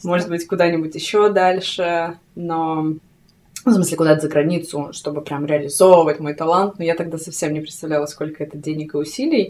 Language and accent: Russian; Krasnoyarsk, Krasnoyarsk Krai, Russia; moved away as an adult; я родилась в Красноярске, в Сибири, угу. а, и там жила до 20